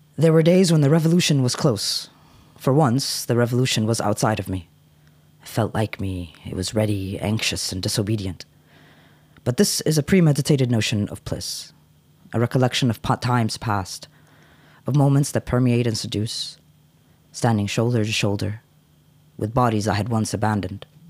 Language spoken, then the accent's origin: English; United States; moved away; I grew up in the States